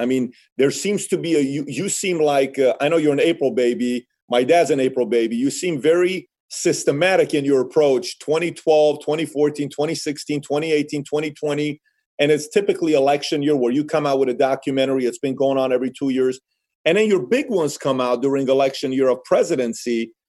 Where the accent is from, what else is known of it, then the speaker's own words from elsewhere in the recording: Iran; now in United States; You know, you're an immigrant. I'm an immigrant. You came from Bombay. I came from Iran. It was a dream for us to come to America.